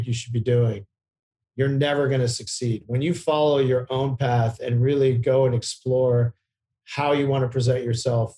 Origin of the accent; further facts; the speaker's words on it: Virginia, United States; I grew up in Virginia to two parents that were really academically minded